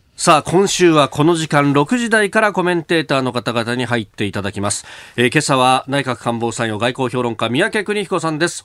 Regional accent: Yokosuka, Kanagawa, Japan; 私、横須賀の出

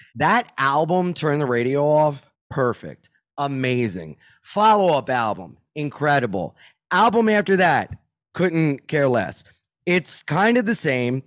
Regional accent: Wilmington, Delaware, United States; I'm from Wilmington, Delaware

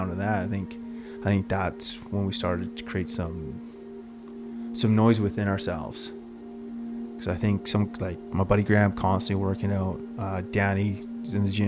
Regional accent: St. Albert, Alberta, Canada; I always wanted to play hockey growing up in St. Albert

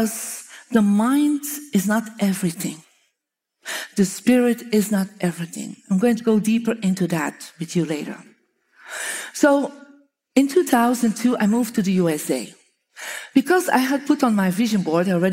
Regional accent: Belgium; moved away; I'm from Belgium.

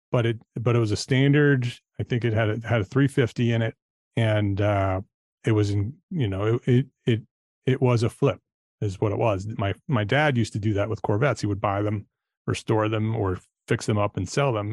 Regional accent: Paramus, New Jersey, United States; now in Charlotte, United States; I grew up in New Jersey, in Paramus, New Jersey, Bergen County, uh, northern New Jersey

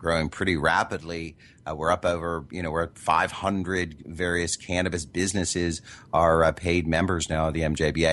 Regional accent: Midwest, United States; I grew up in the Midwest

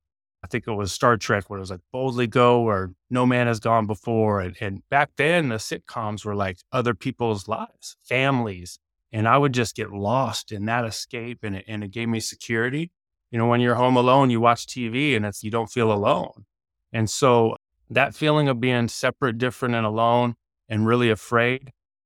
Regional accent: Eugene, Oregon, United States; born there; So I was born in Eugene, Oregon in 1979.

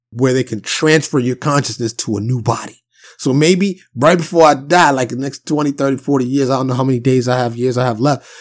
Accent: New York City, New York, United States; being born and raised in New York City

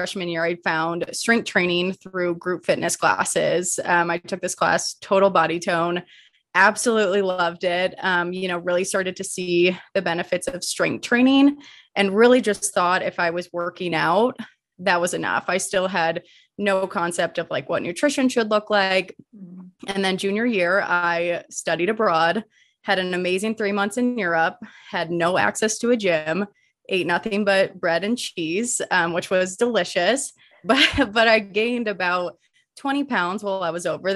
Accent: Midwest, United States; moved away as an adult; now in Colorado, United States; born and raised in the Midwest, and then made my way out to Colorado

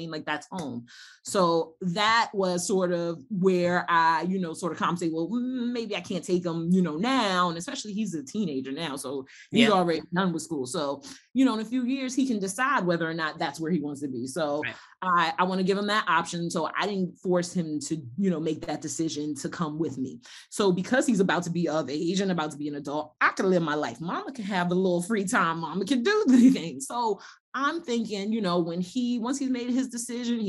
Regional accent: United States; also born or lived in Ghana; I'm still American.

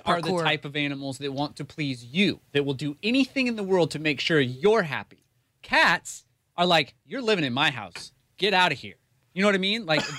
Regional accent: Idaho, United States; moved away; Growing up in Idaho, my mom was from a really, really small town.

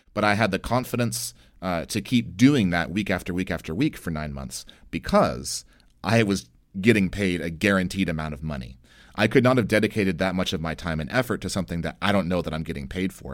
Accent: United States; I'm an American

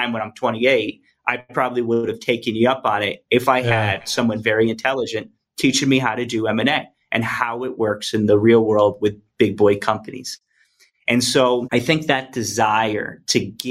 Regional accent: Apex, North Carolina, United States; moved away; I grew up in Apex. 2728 Southwinds Road is where I grew up in Apex, North Carolina, since I was 10 years old

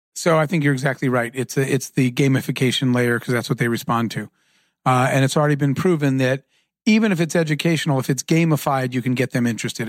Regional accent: Arizona, United States; I grew up in Arizona

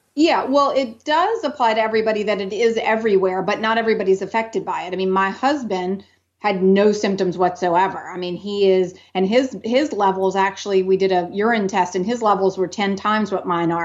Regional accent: New Orleans, Louisiana, United States; now in Austin, United States; I grew up in New Orleans

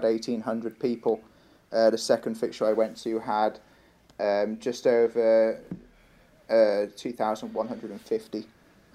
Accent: Shrewsbury, West Midlands, United Kingdom; I was born and raised in Shrewsbury.

